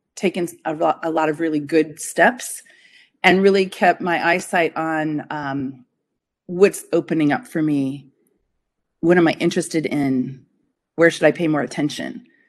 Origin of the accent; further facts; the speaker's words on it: Denver, Colorado, United States; moved away as an adult; also born or lived in Boulder, Colorado; now in upstate New York, United States; I'm from Denver, Colorado